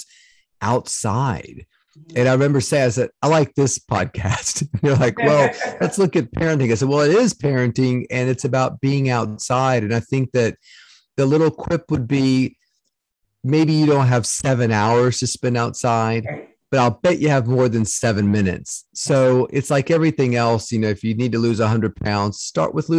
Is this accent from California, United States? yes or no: no; Salem, Virginia, United States; I grew up in Southwest Virginia in Salem, Roanoke area.